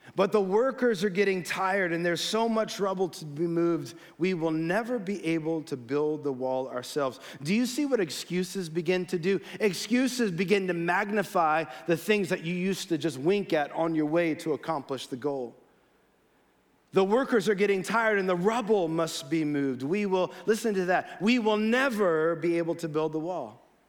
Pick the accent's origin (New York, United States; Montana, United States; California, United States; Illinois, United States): California, United States; Los Gatos; I was born in Los Gatos, uh, dedicated here as a baby by Pastor Ken